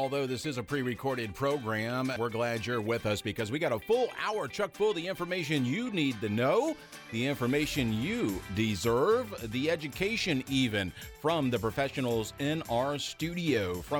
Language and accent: English; Lutz, Florida, United States; also born or lived in Tampa; I had to be born in Tampa. I'm from Lutz, from a small town as well. Mm-hmm. But I had to be born in Tampa because there was no hospital in Lutz.